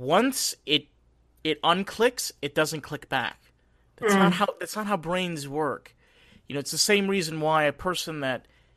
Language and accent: English; Rockland County, New York, United States; I grew up in Rockland County, New York